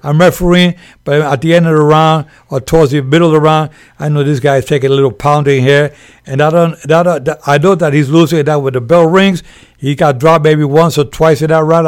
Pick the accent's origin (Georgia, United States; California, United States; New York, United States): New York, United States; moved away as an adult; also born or lived in Puerto Rico; now in Las Vegas, United States; born and raised in Spanish Harlem in New York